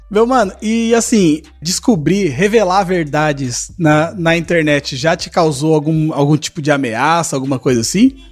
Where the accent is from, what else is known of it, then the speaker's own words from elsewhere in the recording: Zona Leste, São Paulo, Brazil; eu sou da Zona Leste, não saio daqui, não.